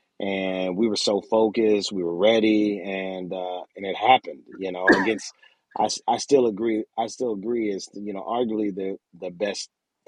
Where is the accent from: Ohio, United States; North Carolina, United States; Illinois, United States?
Ohio, United States; Columbus; also born or lived in Miami, Florida / Memphis, Tennessee / Springfield, Ohio; So I actually lived in Springfield for a year. And then my dad got a job in Columbus, and we ended up moving from Springfield up to Columbus when I was about 9 or 10 in fourth grade. And from there, it was all Columbus.